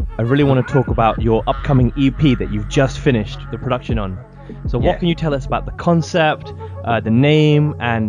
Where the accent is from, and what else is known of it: London, United Kingdom; born or raised there